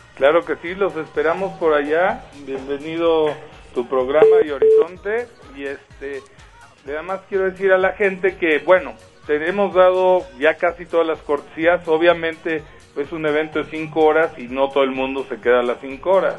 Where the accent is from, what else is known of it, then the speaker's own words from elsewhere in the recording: Mexico City, Mexico; Yo soy oriundo de Polanco.